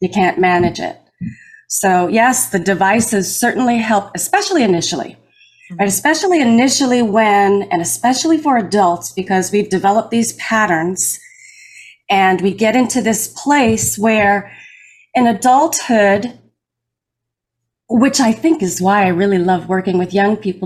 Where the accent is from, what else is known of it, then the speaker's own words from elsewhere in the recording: Connecticut, United States; I'm an educator and I'm from Connecticut